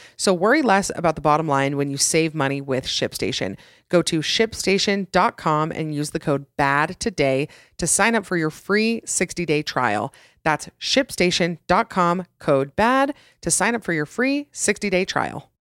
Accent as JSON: {"language": "English", "region": "Utah", "country": "United States", "tie": "born or raised there", "said": "my home state of Utah"}